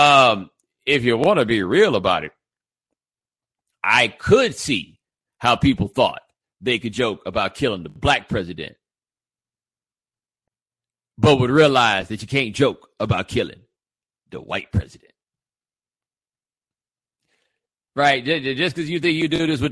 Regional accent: Houston, Texas, United States; I'm from Houston

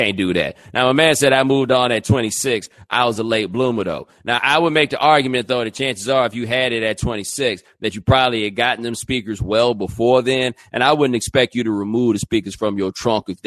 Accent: the South, United States; moved away; I'm from the South

